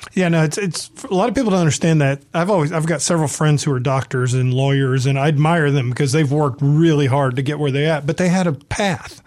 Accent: the South, United States; also born or lived in San Diego; now in Mississippi, United States; I'm from the South

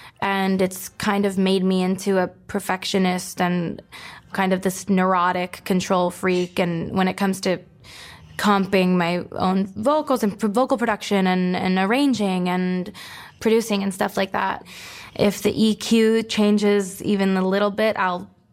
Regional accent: Florida, United States; my hometown, Florida's hockey team

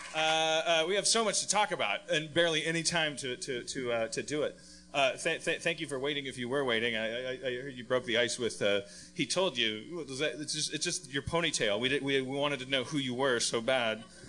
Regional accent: Wisconsin, United States; moved away; I'm from Wisconsin

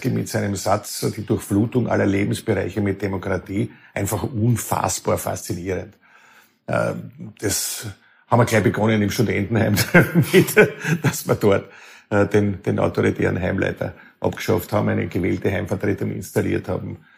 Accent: Lower Austria, Austria; Weil ich komme aus Niederösterreich auch aus einem sehr konservativen Elternhaus. Äh, mein, mein Vater, mein Großvater waren sehr auch mit der Kirche verbunden und das äh, hat geprägt, ein 500 Einwohner Dorf, äh, wo die Eltern äh, Dorfschullehrer waren.

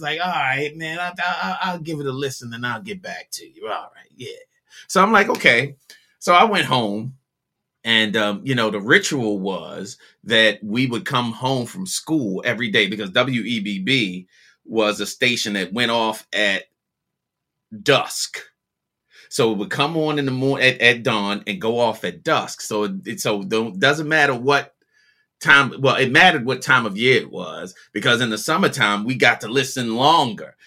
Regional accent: Baltimore, Maryland, United States; growing up in Baltimore

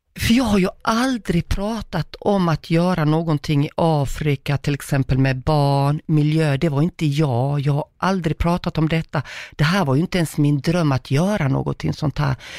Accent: Croatia; also born or lived in Uganda; now in Sweden; jag är född i Kroatien, mina gener där och allt vad det innebär. Och så kommer man till Sverige

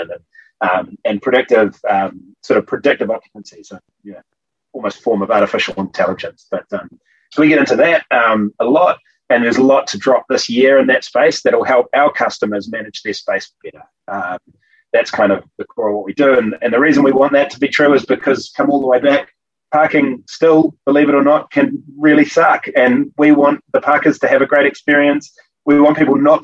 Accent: Auckland, New Zealand; here in my hometown of Auckland

